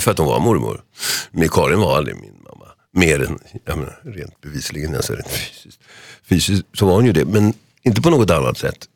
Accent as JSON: {"language": "Swedish", "town": "Solna", "region": "Stockholm County", "country": "Sweden", "tie": "born or raised there", "said": "när jag är fyra år i det här fallet då, va? Fyra och ett halvt år på sagans dag hemma i Huvudsta."}